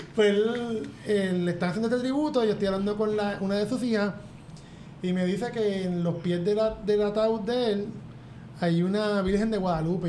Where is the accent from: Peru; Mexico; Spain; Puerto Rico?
Puerto Rico